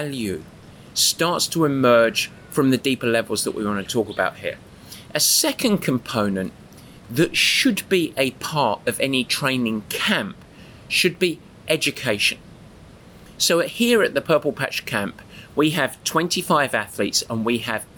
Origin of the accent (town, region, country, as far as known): England, United Kingdom